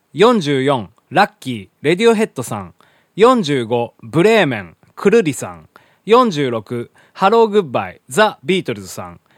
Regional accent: Hiroshima, Japan; 地元の広島でですねあの毎年8月に歌われる、まあ、これ原爆のね歌なんでございますけどね小学校の頃からね、まあ、ずっと歌っておりまして

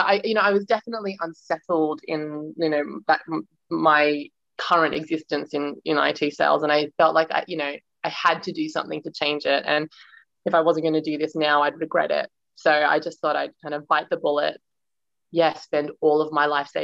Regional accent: Sydney, New South Wales, Australia; moved away as an adult; also born or lived in Indonesia; now in London, United Kingdom; I'm from Sydney originally. So, yeah, two homes, Sydney and London. Although I guess you could call Indonesia the third home, actually. So, yeah, a bit of a nomad in that way. But yes, born in Sydney

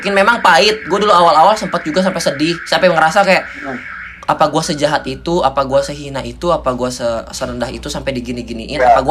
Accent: Indonesia; ayo ini kita kita orang Indonesia loh kita bisa saling bahu membahu loh kita bukan orang individualis loh kita bertetangga

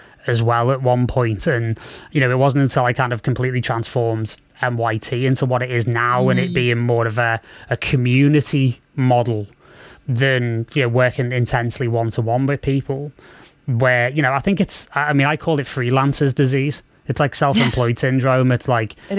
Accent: Liverpool, North West England, United Kingdom; I'm from Liverpool

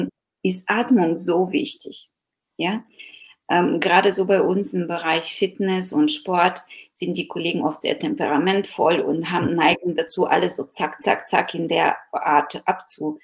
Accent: Ukraine; now in Germany; ich bin gebürtige Ukrainerin, die schon sehr lange in Deutschland lebt

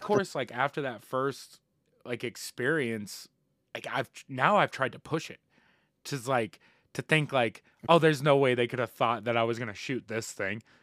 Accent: Indiana, United States; moved away; my hometown back in Indiana

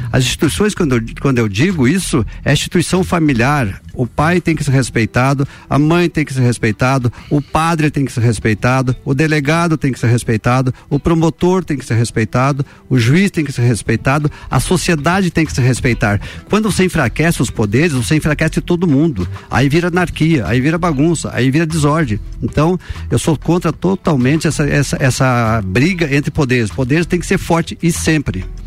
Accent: Cerrito, Santa Catarina, Brazil; no Cerrito minha terra natal

